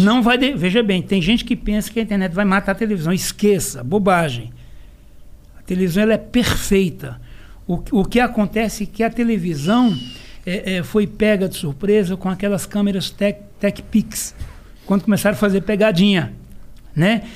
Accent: Serra Talhada, Pernambuco, Brazil; eu sou de Serra Talhada, Pernambuco. Terra do Lampião

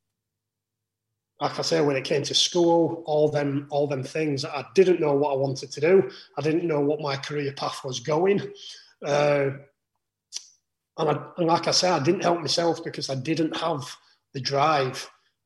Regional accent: Huddersfield, Yorkshire and the Humber, United Kingdom; So I'm from Huddersfield, living in Huddersfield, working in Huddersfield.

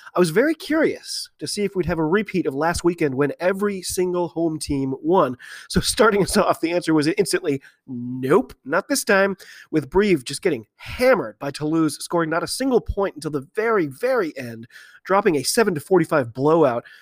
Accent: United States; I'm an American rugby fan

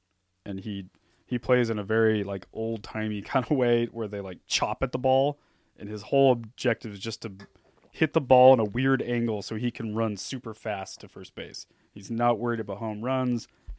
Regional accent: Southern California, United States; now in Pacific Northwest, United States; because I grew up in Southern California. But I've lived in the Northwest for long enough

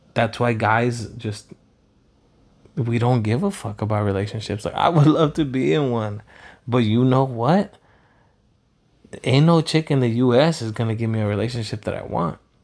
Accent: Pico Rivera, California, United States; also born or lived in Los Angeles, United States; now in Huntington Beach, United States; when I grew up in Pico

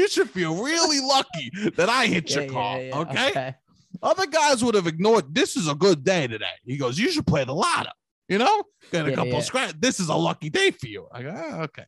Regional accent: New York City, New York, United States; a true Italian, Staten Island Italian boy

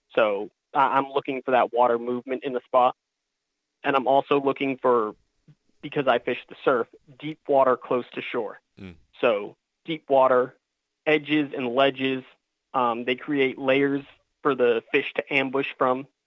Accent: Falmouth, Massachusetts, United States; moved away as an adult; also born or lived in Virginia; I'm a lifelong Cape Cod resident. I grew up in Falmouth

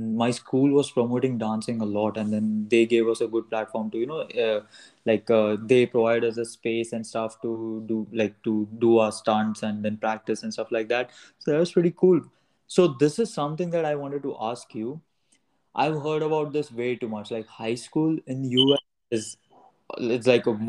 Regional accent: Mumbai, Maharashtra, India; moved away as an adult; now in New York, United States; I come from Mumbai. I come from India.

